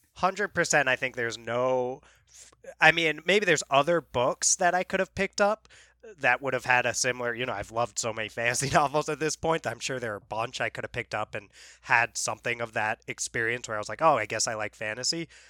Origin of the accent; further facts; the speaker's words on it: New York, United States; moved away; we're from New York originally